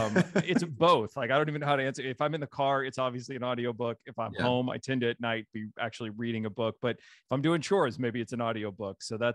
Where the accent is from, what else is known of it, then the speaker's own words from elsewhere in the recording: Jefferson City, Missouri, United States; also born or lived in Marshfield; I'm originally from this area. I was born in Marshfield. My dad was a state trooper growing up, so we moved quite a bit, although it was always within the state of Missouri.